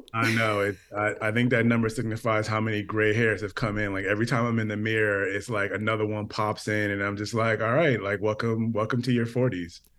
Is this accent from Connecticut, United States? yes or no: yes; Connecticut, United States; I grew up in Connecticut